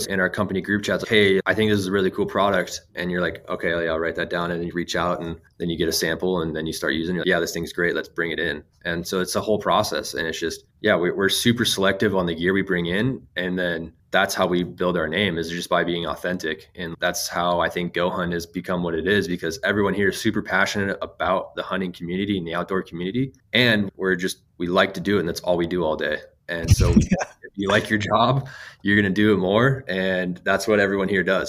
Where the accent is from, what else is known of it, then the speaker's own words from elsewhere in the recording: Phoenix, Arizona, United States; I grew up in North Phoenix